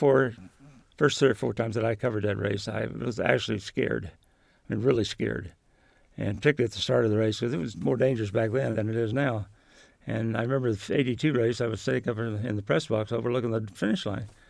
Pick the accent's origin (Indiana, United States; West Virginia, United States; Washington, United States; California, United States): Indiana, United States; Shelbyville; I'm definitely a Midwesterner. Almost all my life in Indiana, I, was born in a little town called Mason